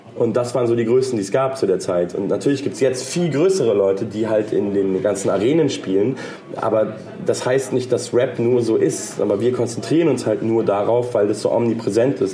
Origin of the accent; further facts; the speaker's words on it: Munich, Bavaria, Germany; Ich komme aus München.